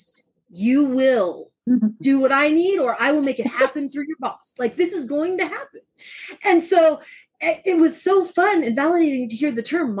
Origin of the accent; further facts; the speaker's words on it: Southern Alabama, United States; moved away; I grew up in Southern Alabama